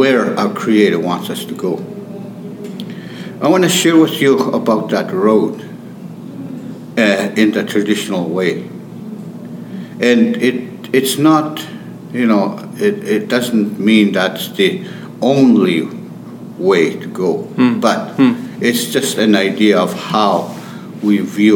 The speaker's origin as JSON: {"language": "English", "town": "St. Theresa Point", "region": "Manitoba", "country": "Canada", "tie": "born or raised there", "said": "I come from St. Theresa Point, close to the border of Ontario, way up north. It's a remote area."}